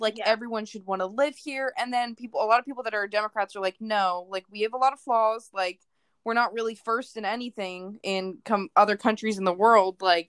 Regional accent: United States; We're all American.

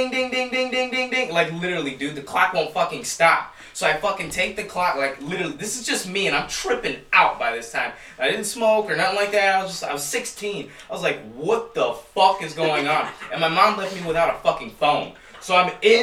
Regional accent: Chicago, Illinois, United States; moved away; I'm still fresh from Chicago

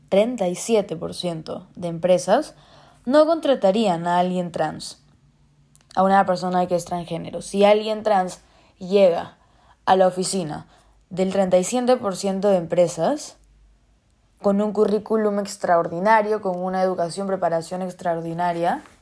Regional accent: Peru; Porque soy peruana, vivo en Perú, ¿no? He crecido en Perú

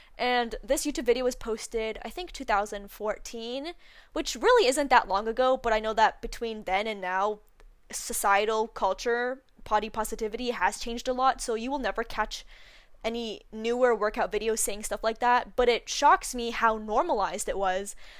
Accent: Canada; where I live, 'cause I'm from Canada

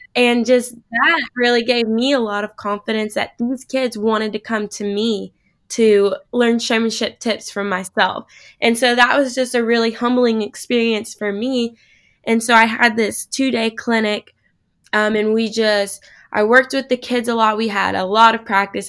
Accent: Manhattan, Kansas, United States; I'm from Kansas originally, just outside of Manhattan there

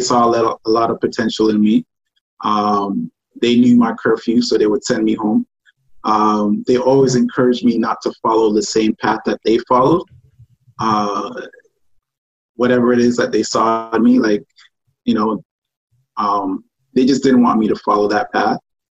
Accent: Toronto, Ontario, Canada; also born or lived in Ghana / France / Montreal; I was born in Ghana, but raised in Toronto.

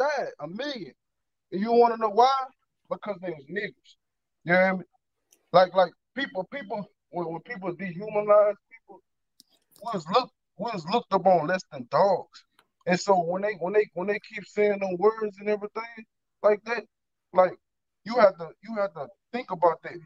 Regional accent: Louisiana, United States; I'm from Louisiana

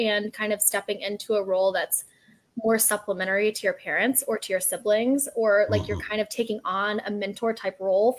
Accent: Austin, Texas, United States; also born or lived in San Antonio, Texas; now in Houston, United States; I was born in Austin, Texas

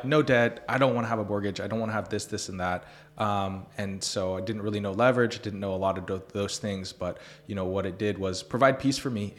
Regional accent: Columbus, Ohio, United States; moved away as an adult; now in Tulsa, United States; I grew up in Columbus, Ohio

